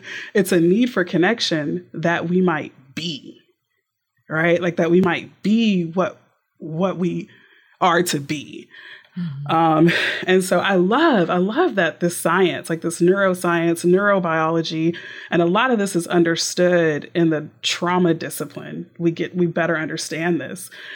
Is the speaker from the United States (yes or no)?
yes; Texas, United States; also born or lived in Houston, Texas; now in Tyler, United States; I'm a Texan through and through